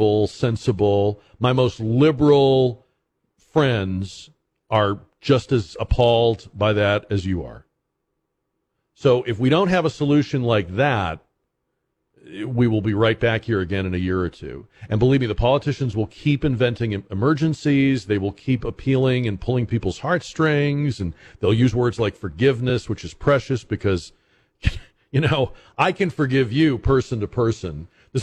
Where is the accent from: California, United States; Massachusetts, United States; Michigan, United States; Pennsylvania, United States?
Massachusetts, United States; moved away; when I was a kid growing up in New England, in Massachusetts